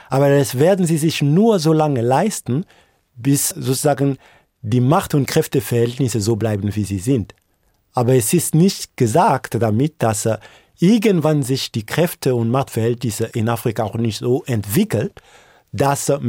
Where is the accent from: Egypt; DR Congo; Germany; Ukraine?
DR Congo; Ich bin unter der Militärdiktatur von Mobutu zur Welt gekommen und lange war es so, dass man von äh, Lumumba nicht gesprochen hat.